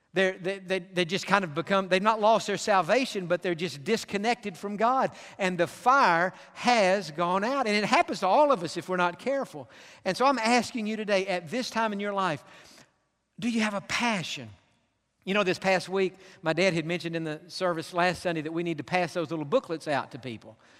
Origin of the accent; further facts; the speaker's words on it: Pasadena, California, United States; I grew up in Pasadena.